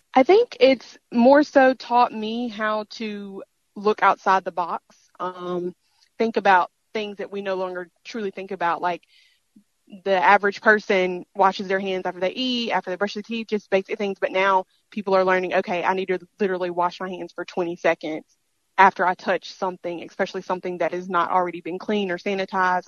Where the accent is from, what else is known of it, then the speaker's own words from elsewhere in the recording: Mississippi, United States; this is my home state